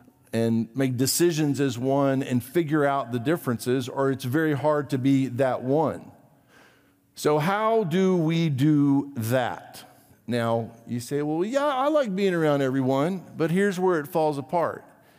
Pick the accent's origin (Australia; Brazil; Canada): Brazil; You may or may not know this about me. I grew up in Brazil.